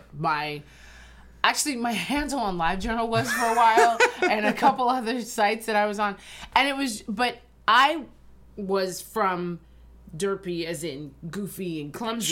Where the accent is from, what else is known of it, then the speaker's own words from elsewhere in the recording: Ridgewood, New Jersey, United States; also born or lived in New York; I actually grew up in Ridgewood, New Jersey